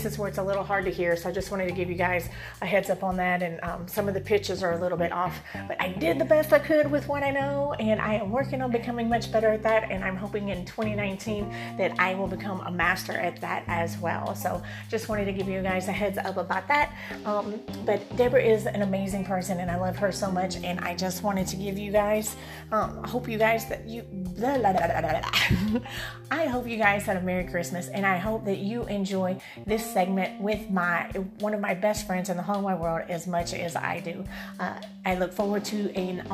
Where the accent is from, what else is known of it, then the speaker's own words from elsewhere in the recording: Alabama, United States; moved away as an adult; now in San Diego, United States; I am in my home state. I had lived here for close to 40 years of my life